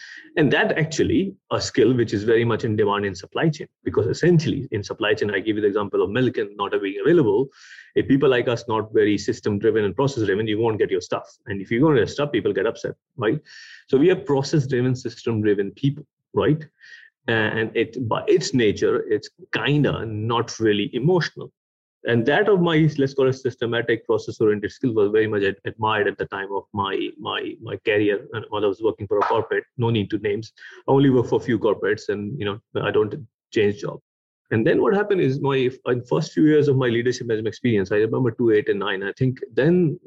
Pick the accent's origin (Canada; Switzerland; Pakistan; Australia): Pakistan; moved away as an adult; also born or lived in Sweden / United Kingdom; I was born in Pakistan